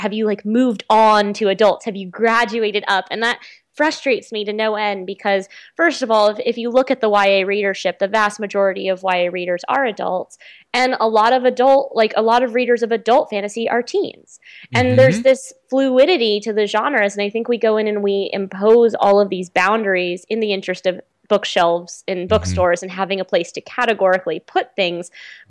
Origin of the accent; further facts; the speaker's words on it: Nashville, Tennessee, United States; But I grew up mostly in Nashville, Tennessee. So I am like a very strange hybrid. I've grown up in enough places that my accent just has what I would call like a continental flatness to it.